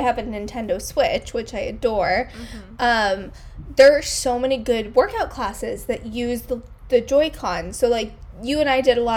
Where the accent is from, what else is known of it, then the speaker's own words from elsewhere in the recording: New York, United States; moved away as an adult; now in San Francisco, United States; I would probably still classify myself as a New Yorker rather than a Californian